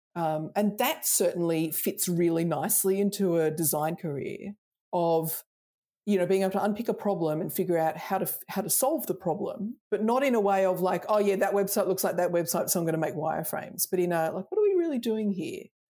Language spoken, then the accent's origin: English; Australia; accent: Australian; I'm Australian, I grew up Australian